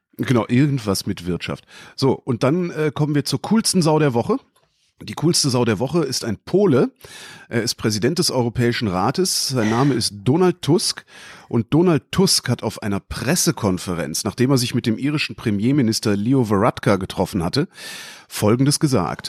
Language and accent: German; North Rhine-Westphalia, Germany; ich bin in Nordrhein-Westfalen zur Schule gegangen